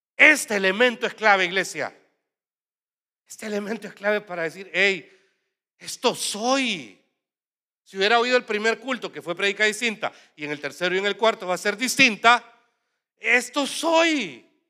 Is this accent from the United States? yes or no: no; El Salvador